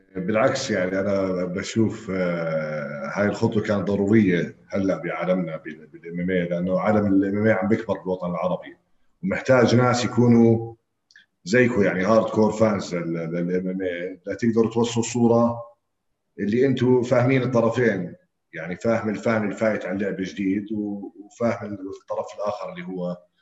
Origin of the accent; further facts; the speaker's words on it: Naour, Amman Governorate, Jordan; انا ربيت في ناعور